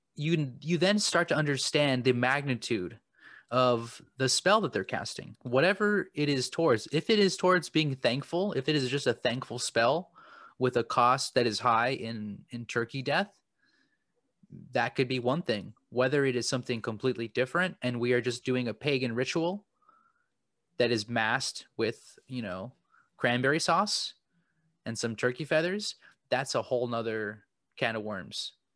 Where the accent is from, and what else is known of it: United States